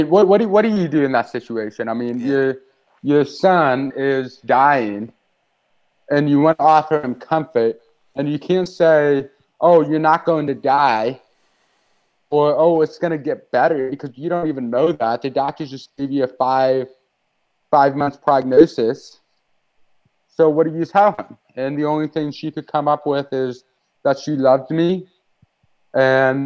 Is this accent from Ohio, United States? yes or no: no; Moscow Mills, Missouri, United States; I grew up in the Methodist Church. My family attended Moscow Mills Methodist Church. It's in the rural area of St. Louis, Missouri.